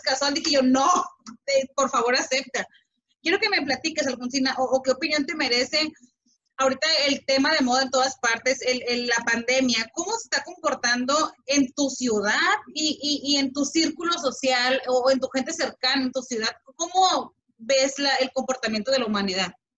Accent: Mexico; como mexicano

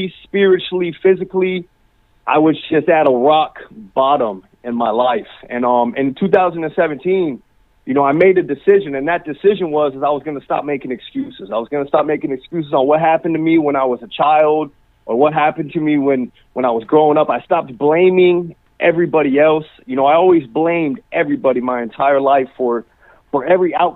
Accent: Naples, Florida, United States; I'm from Naples, Florida, down here. Born and raised down in Naples, Florida

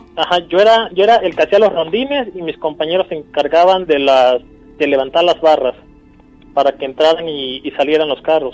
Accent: San Isidro, Mexico; now in Orizaba, Mexico; Yo llamo, estoy ahorita en Orizaba, pero yo soy de una comunidad de San Isidro

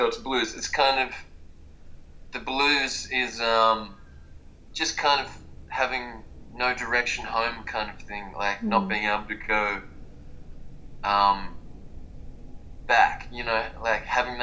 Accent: Melbourne, Victoria, Australia; Sometimes I tell people Melbourne, Vietnam

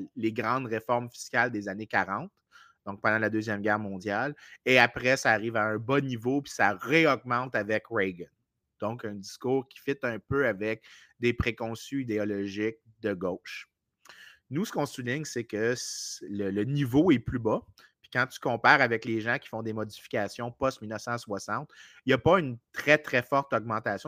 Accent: Canada; Je suis un Canadien

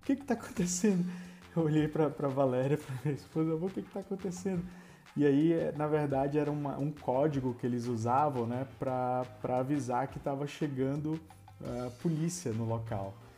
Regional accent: Amazonas, Brazil; Nós somos do Amazonas

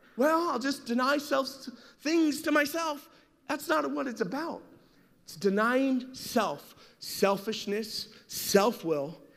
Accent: Las Vegas, Nevada, United States; I grew up in Las Vegas during my teen years.

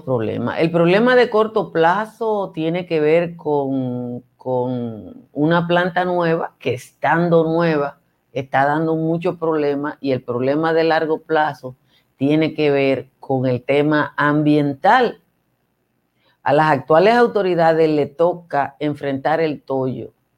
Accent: Nizao, Peravia, Dominican Republic; Eso es mi pueblo, Nizao.

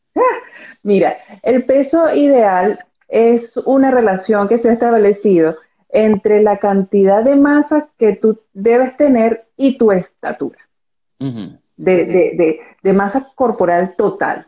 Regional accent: Venezuela; soy venezolana

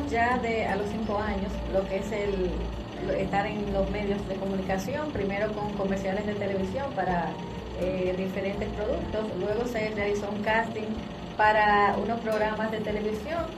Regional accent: Dominican Republic; somos dominicanos

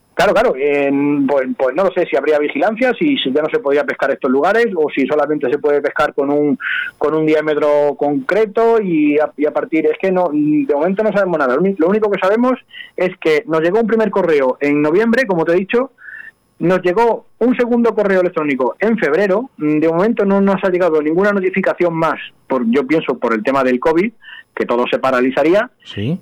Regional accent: Don Benito, Extremadura, Spain; moved away as an adult; now in Casar de Cáceres, Spain; yo soy de Don Benito, como bien has dicho, pero yo ya mm, en Don Benito vivo dos meses al año. Yo vivo diez, diez meses en una localidad que para mí es la segunda, mi segunda casa, Casar de Cáceres

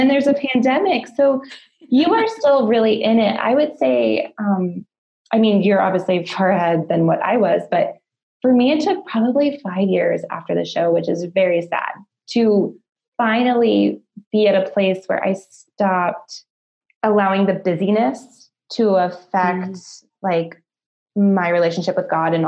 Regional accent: Colorado, United States; I'm from Colorado

